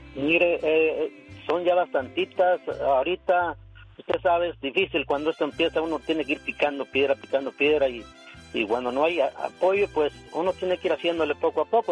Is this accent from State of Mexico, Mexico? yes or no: yes; Santiago del Monte, State of Mexico, Mexico; moved away as an adult; now in United States; Yo, originario del Estado de México, un pueblito, Santiago del Monte se llama.